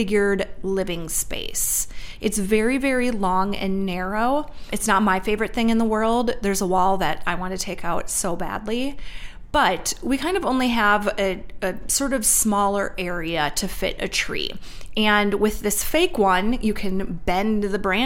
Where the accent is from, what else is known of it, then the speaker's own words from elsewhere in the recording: Minnesota, United States; I grew up in Minnesota